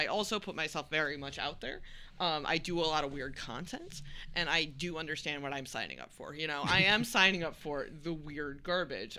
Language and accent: English; Wisconsin, United States; I grew up in Wisconsin